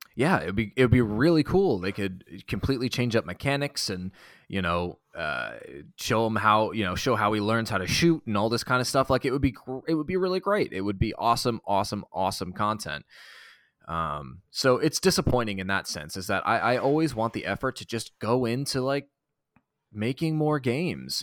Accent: Boston, Massachusetts, United States; I'm from Boston

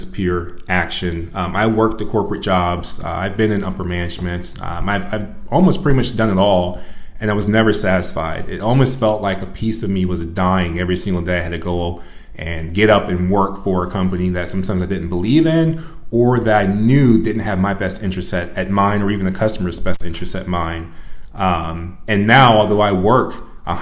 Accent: Rock Island, Illinois, United States; also born or lived in Florida; I'm originally from the Quad City area. I was raised in Rock Island.

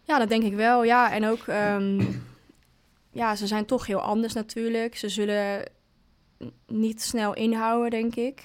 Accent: Hengelo, Overijssel, Netherlands; bij HV Hengelo, dus in, waar ik vandaan kom

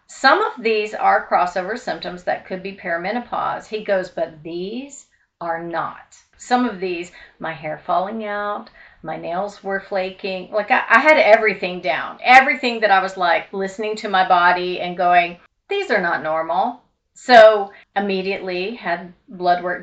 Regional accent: Louisville, Kentucky, United States; moved away; I grew up in Louisville, Kentucky

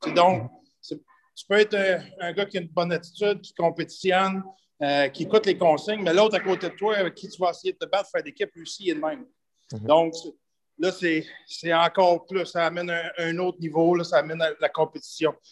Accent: Sainte-Monique, Quebec, Canada; je viens de la rive de Trois-Rivières, je viens de, de, Nicolette, je viens de Sainte-Monique de Nicolette. j'ai été élevé sur une ferme

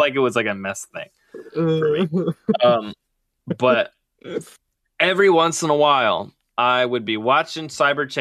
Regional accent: Seattle, Washington, United States; I grew up in the Seattle area

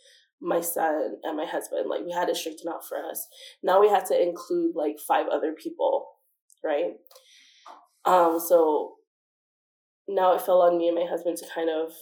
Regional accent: Waianae, Hawaii, United States; moved away as an adult; also born or lived in Kahului, Hawaii; now in Las Vegas, United States; growing up in Waianae, we're used to that because it's our home

